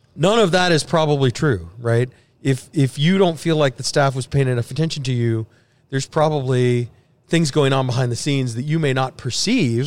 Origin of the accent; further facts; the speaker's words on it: Sugar Land, Texas, United States; also born or lived in Houston; I grew up in Sugarland